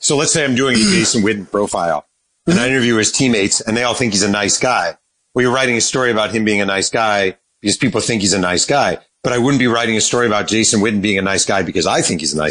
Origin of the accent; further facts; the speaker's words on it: New York, United States; I grew up in New York.